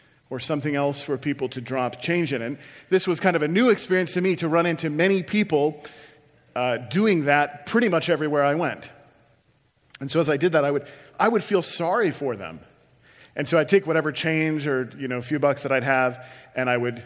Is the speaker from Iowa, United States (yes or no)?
yes; Iowa, United States; moved away as an adult; also born or lived in Chicago; I moved from my hometown where I'd lived my whole life in Iowa to Chicago to go to seminary.